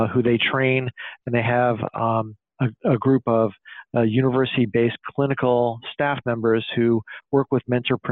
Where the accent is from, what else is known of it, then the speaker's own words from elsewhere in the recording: Illinois, United States; my home state of Illinois